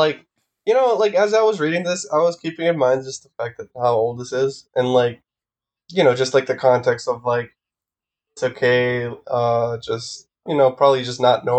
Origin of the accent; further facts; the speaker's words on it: New York City, New York, United States; as a New Yorker, like, I get that shit like that does happen. And, like, I'm from, like, a bad neighborhood, supposedly